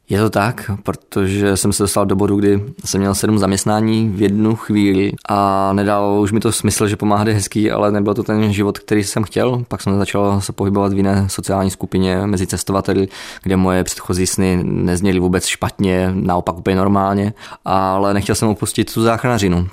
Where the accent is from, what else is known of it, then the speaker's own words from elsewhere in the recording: Czechia; jsem tady z České republiky jako záchranář